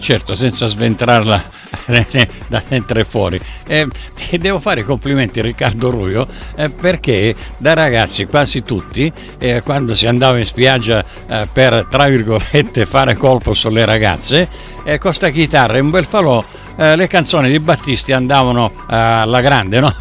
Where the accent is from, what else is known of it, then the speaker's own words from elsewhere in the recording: Sicily, Italy; io dalla Sicilia